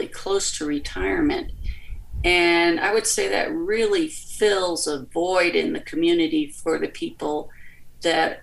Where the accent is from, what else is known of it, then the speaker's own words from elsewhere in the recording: United States; moved away; also born or lived in Charlottesville, Virginia / Blacksburg, Virginia / South Bend; I was raised in the Baltimore, Washington area